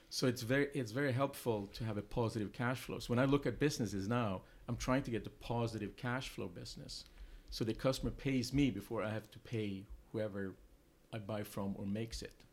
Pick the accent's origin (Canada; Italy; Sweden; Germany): Sweden; English is a second language; moved away as an adult; also born or lived in England; now in United States; I'm originally from Sweden. Um, I came to the U.S. Um, 21 years ago